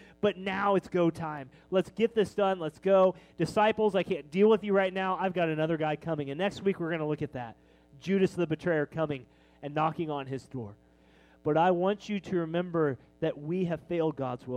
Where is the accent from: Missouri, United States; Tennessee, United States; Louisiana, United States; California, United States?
Missouri, United States; Kansas City; We're from Kansas City